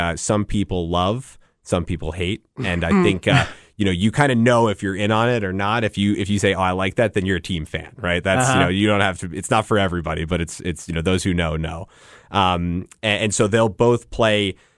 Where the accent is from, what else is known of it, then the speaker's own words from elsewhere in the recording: Northeast, United States; moved away; I'm from the Northeast originally